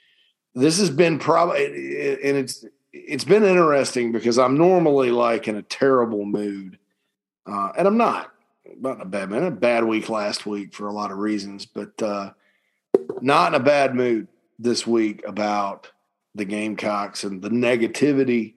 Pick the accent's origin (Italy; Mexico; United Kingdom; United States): United States; Spartanburg, South Carolina; My hometown right there, Daniel Morgan Avenue in Spartanburg